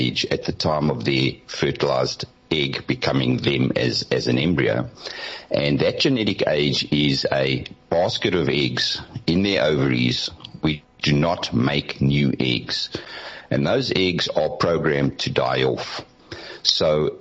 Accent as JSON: {"language": "English", "town": "Benoni", "region": "Gauteng", "country": "South Africa", "tie": "born or raised there", "said": "when I grew up in Benoni, my mother had a half-day job"}